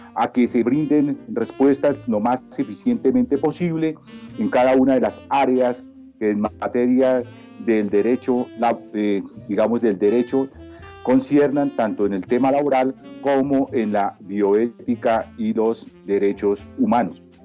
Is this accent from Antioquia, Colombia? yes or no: no; Bogotá, Colombia; soy natural de la ciudad de Bogotá